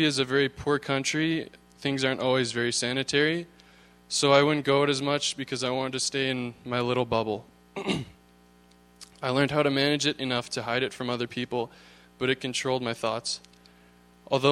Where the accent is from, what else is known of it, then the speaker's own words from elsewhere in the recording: Thunder Bay, Ontario, Canada; I was born in Thunder Bay, Ontario